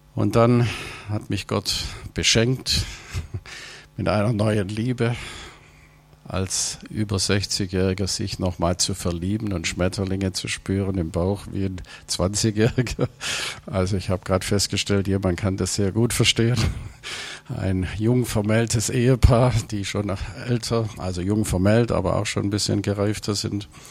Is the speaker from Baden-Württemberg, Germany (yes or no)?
yes; Ravensburg, Baden-Württemberg, Germany; moved away as an adult; now in Hanover area, Germany; Ich komme ursprünglich aus Ravensburg, aus dieser Gegend, Oberschwaben, bin da aufgewachsen und habe über 60 Jahre meines Lebens dort verbracht